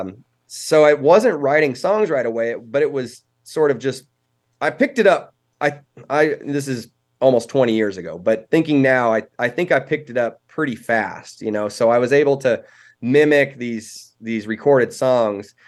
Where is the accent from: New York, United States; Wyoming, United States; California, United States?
Wyoming, United States; Cody; also born or lived in Casper, Wyoming; I was born in Casper, which is, um, right in the middle of the state, but I moved to Cody before I was one. So, I mean, te-, technically, I'm, I'm from Casper originally, but, um, Cody's where I've spent most of my life